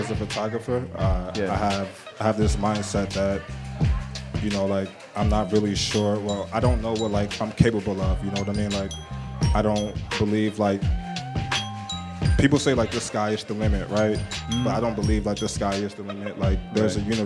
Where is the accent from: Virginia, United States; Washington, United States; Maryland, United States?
Maryland, United States; Eastern Shore of; moved away as an adult; also born or lived in Annapolis, Maryland; now in New York City, United States; I grew up in the like Eastern Shore part of Maryland